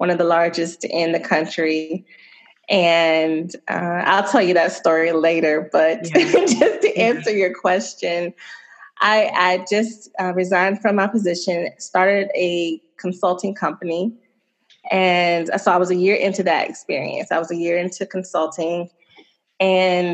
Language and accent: English; Chesapeake, Virginia, United States; moved away as an adult; also born or lived in Suffolk, Virginia / New Jersey; now in Chicago, United States; I am from Virginia. I grew up in a city called Chesapeake, and my family moved to a neighboring city, well, about 30 minutes away, Suffolk